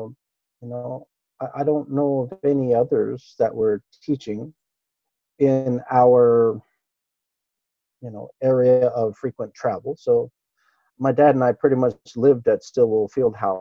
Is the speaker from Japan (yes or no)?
yes; Ginowan, Okinawa, Japan; first language Japanese; English is a second language; Japanese was my first language. I am, you know, technically a local there. Born in Futenma, you know, with all local friends speaking the language